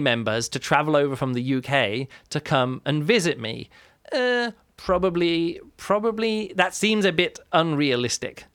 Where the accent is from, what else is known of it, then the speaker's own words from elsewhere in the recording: England, United Kingdom; now in Germany; I'm from England, the U K, we live in Germany.